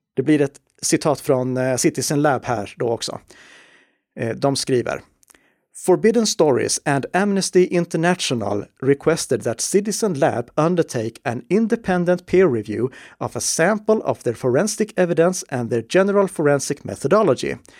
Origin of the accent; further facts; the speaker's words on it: Sweden; vi i Sverige